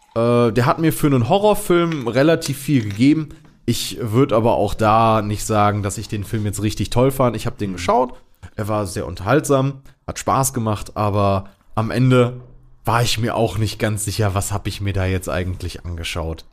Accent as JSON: {"language": "German", "country": "Germany", "said": "als Deutscher"}